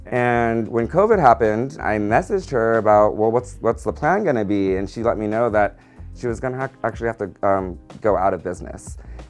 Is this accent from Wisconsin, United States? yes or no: no; San Diego, California, United States; I was raised in San Diego.